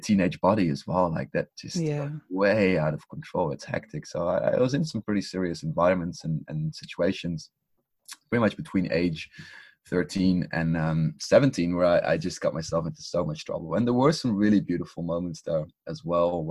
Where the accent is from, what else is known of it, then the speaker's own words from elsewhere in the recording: Netherlands; I come from the Netherlands too